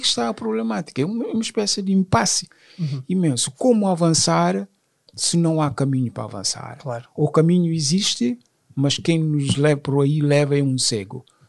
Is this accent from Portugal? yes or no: no; Guinea-Bissau; now in France; Sou francês, sou guinense, sim, sou guinense e francês também, só porque já estou cá mais anos do que na própria, na, uhum. na própria Guiné